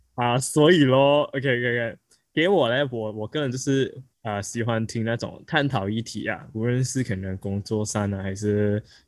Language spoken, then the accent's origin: Chinese; Malaysia; 我们是来自马来西亚的